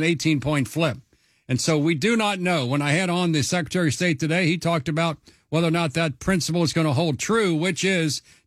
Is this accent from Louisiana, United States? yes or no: no; Kentucky, United States; now in Ohio, United States; Kentucky, my home state